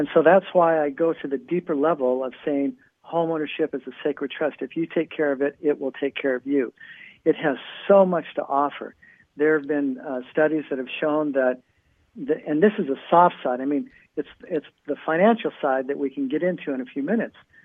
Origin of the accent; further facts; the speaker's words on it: San Luis Obispo, California, United States; also born or lived in Santa Cruz, California; I grew up in a little town called San Luis Obispo, California. We actually lived in Santa Cruz before